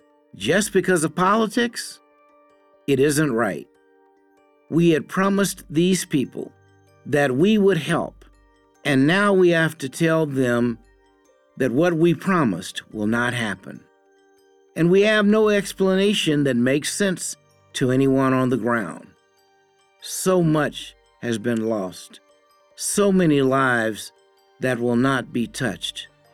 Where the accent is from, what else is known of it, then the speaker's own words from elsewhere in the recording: Kenya; I say it as a Kenyan on behalf of Kenyans. Our thoughts and voices matter too.